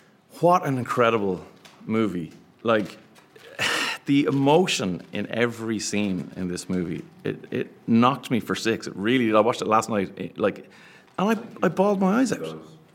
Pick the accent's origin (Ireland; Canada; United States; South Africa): Ireland; being Irish men, the three of us